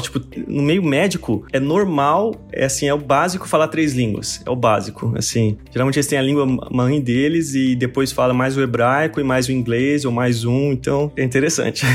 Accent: Mato Grosso, Brazil; moved away as an adult; now in Jerusalem; eu sou brasileiro, meus pais são goianos e eu nasci no Mato Grosso

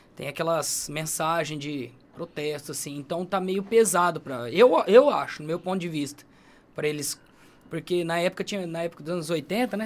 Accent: Brazil; accent: caipira; E meu sotaque é caipira demais

